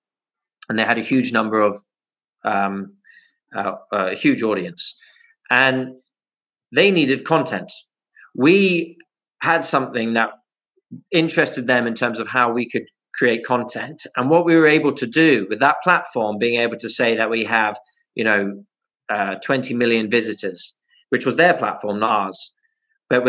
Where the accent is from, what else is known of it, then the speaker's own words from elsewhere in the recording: United Kingdom; moved away as an adult; also born or lived in Middle East; I never want to lose my Britishness or my connectivity to the UK